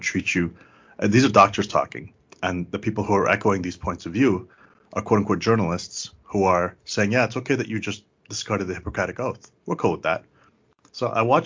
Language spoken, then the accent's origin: English; Canada; also born or lived in Afghanistan; since I came to Canada as a kid